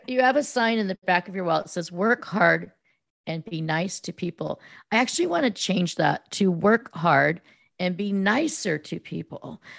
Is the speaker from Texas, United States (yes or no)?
no; Silicon Valley, California, United States; I grew up in Silicon Valley, which was then known as the Land of Hearts Delight